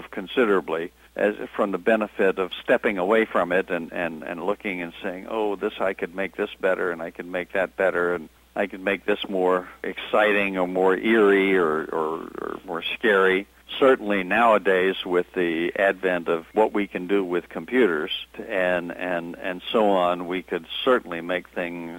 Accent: Birmingham, Alabama, United States; I grew up in Birmingham

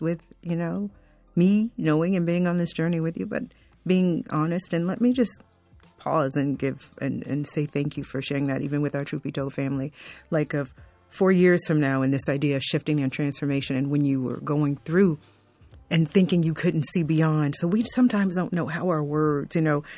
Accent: South Florida, United States; I grew up in South Florida

